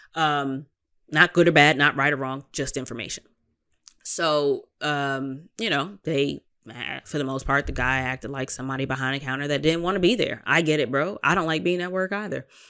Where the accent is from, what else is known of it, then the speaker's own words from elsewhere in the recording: New York, United States; as a New Yorker